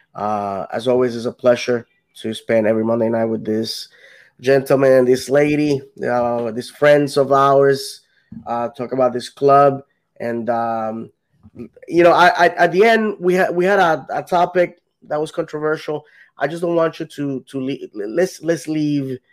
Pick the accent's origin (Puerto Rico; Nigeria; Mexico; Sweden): Puerto Rico; now in Orlando, United States; if if I ever went back, moved back to Puerto Rico, I wouldn't even consider moving to any anywhere else other than where I'm from.